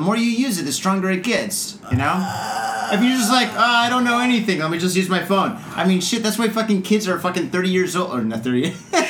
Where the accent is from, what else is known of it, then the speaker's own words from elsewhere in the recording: San Francisco, California, United States; I'm from San Francisco.